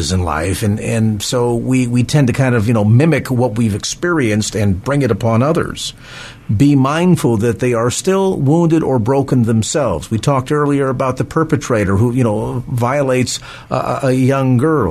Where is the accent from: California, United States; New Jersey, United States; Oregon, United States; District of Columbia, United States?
California, United States; South San Francisco; South San Francisco, my hometown.